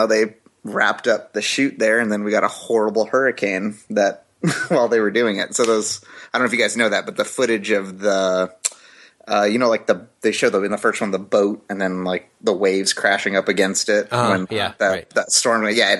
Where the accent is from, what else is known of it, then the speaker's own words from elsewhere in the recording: Kauai, Hawaii, United States; I grew up on Kauai